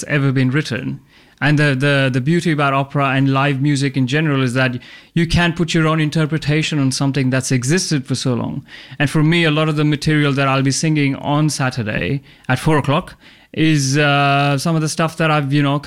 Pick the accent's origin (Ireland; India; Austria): India; now in Australia; I'm originally from India, but I'm an opera singer